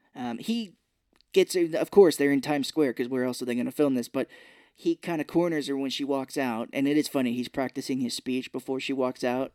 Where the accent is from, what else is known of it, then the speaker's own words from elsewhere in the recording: Missouri, United States; we're from Missouri